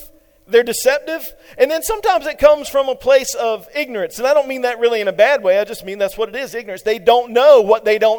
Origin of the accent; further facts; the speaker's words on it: eastern North Carolina, United States; moved away; my hometown in eastern North Carolina